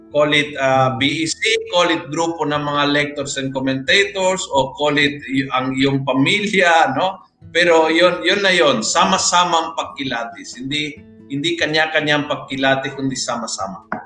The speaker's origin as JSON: {"language": "Tagalog", "region": "Metro Manila", "country": "Philippines", "said": "Kami Basta, mga kami taga Metro Manila ay"}